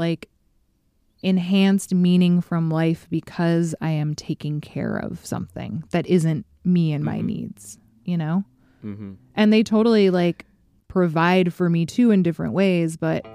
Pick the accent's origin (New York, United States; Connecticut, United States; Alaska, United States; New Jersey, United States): Alaska, United States; Fairbanks; moved away; my hometown of Fairbanks, Alaska